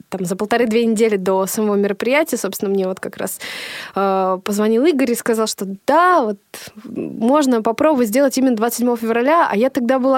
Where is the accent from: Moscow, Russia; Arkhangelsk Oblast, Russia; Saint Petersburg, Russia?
Arkhangelsk Oblast, Russia; Novodvinsk; В, в детстве у меня э, на родине, на моей малой родине в городе Новодвинск, Архангельской области были сольные программы.